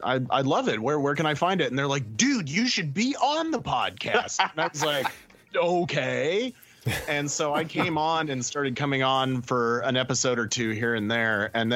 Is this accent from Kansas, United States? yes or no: yes; Kansas, United States; moved away as an adult; now in Los Angeles, United States; I'm originally from Kansas, and I moved to Los Angeles in 2010.